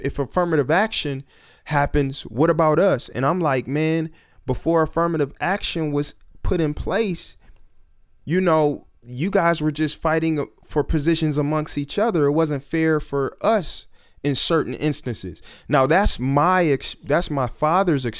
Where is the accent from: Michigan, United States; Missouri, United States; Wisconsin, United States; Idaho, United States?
Michigan, United States; Detroit; growing up in Detroit